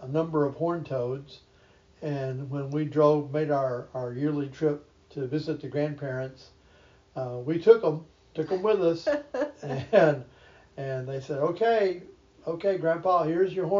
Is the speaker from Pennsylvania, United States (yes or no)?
no; North Texas, United States; as a child growing up in North Texas, my brother and I, always hunting out the horned toads